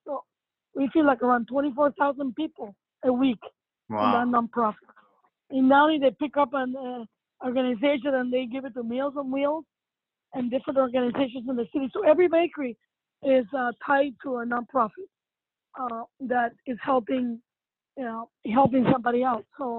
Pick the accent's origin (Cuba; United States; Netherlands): Cuba; moved away; And when we came here from Cuba, we had so many friends and family that took care of us.